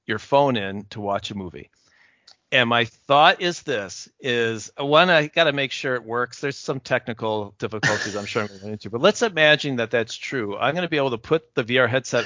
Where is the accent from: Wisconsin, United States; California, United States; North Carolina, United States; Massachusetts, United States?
Wisconsin, United States; I'm from Wisconsin